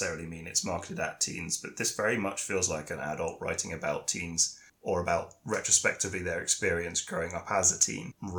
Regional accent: United Kingdom; me from the UK

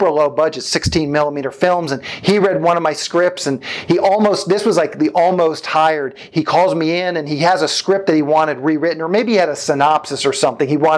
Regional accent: Annapolis, Maryland, United States; moved away as an adult; now in Los Angeles, United States; I grew up on the East Coast of the United States, Annapolis, Maryland, to be specific.

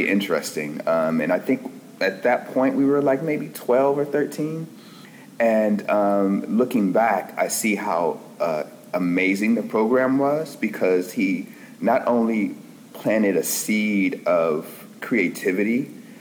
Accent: Los Angeles, California, United States; I'm originally from Los Angeles, California

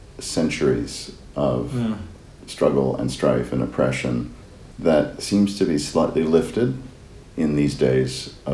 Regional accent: United States; as an American

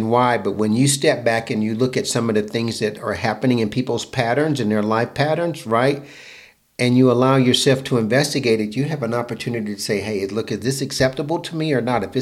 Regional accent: Fayetteville, North Carolina, United States; I'm growing up in North Carolina.

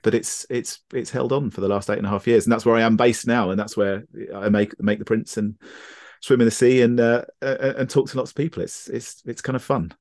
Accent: Brighton, South East England, United Kingdom; I grew up in Brighton, uh, which is, which is completely surrounded by the South Downs.

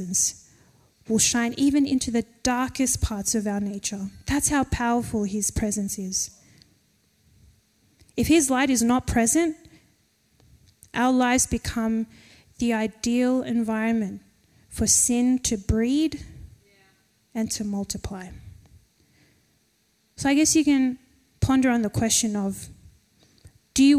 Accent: Penrith, New South Wales, Australia; we're from Penrith

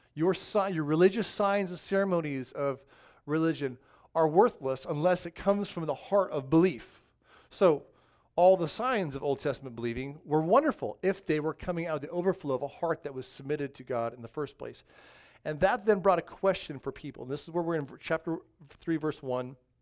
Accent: Southern California, United States; growing up in Southern California

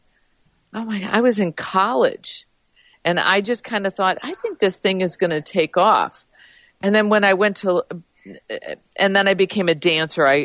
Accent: Chicago, Illinois, United States; we're both from Chicago.

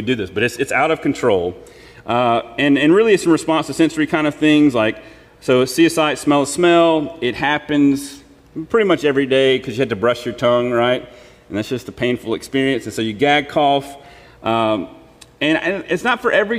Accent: Mississippi Delta, United States; I'm from the Mississippi Delta, so it doesn't really snow or ice all that often

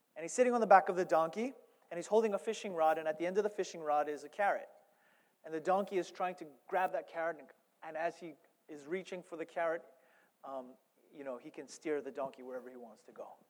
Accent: New York, United States; I'm from New York

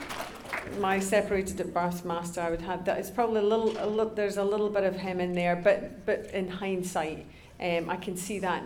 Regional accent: Glasgow, Scotland, United Kingdom; moved away; also born or lived in Los Angeles; we're both from Glasgow

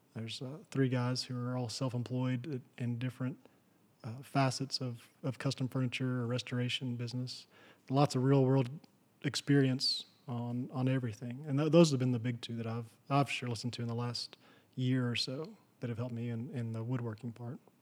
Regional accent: Texas, United States; where I grew up in Kittiquay, Texas

